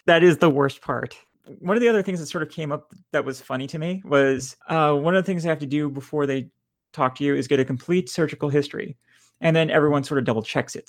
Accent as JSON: {"language": "English", "country": "Lebanon", "moved": "yes", "lives_now": "Houston, United States", "said": "I'm bi trans Lebanese"}